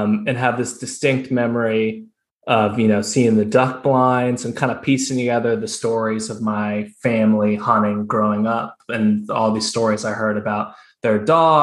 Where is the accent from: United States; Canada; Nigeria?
United States; Northern Virginia; I grew up in Northern Virginia in the suburbs of DC